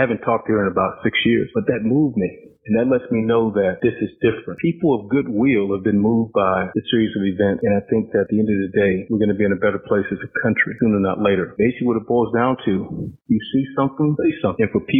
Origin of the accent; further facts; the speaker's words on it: Deep South, United States; I truly learned what racism was, Jason, even though I grew up in the Deep South, when I became a police officer.